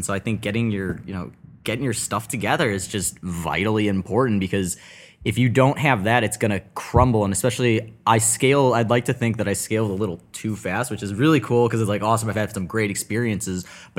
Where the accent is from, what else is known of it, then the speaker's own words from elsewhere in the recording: Deerfield, Illinois, United States; Yeah, so I mean, I grew up in Deerfield, Illinois, about 30 minutes north of Chicago in the suburbs.